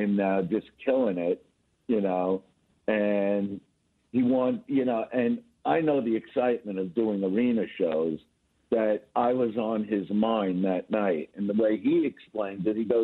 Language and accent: English; New York City, New York, United States; moved away as an adult; now in Los Angeles, United States; I'm in Manhattan now. I'm from Brooklyn